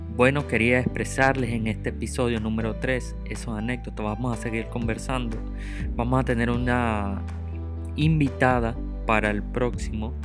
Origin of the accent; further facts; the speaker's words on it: Venezuela; moved away; me tocó salir de mi país, yo soy venezolano